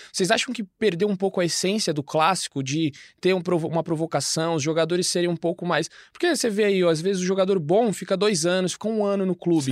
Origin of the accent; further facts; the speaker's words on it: Cotia, São Paulo, Brazil; Sou lá de Cotia